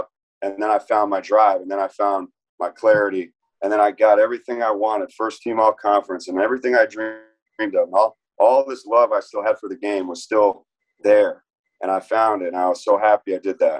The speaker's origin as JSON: {"language": "English", "town": "Tampa", "region": "Florida", "country": "United States", "tie": "born or raised there", "also_born_or_lived": "New York", "said": "So I grew up in Tampa, Florida. I was born in New York, but I grew up in Tampa area"}